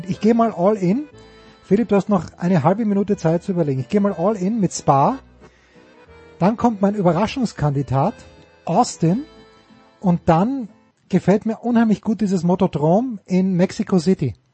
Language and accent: German; Austria; weil ich als Österreicher so ein alter Homer bin.